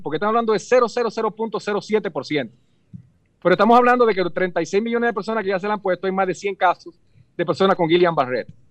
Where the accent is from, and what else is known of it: Dominican Republic